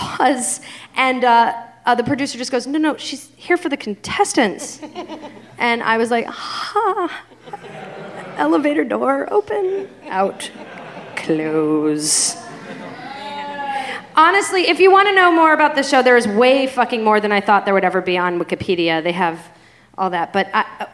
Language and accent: English; Boston, Massachusetts, United States; moved away; my hometown of Boston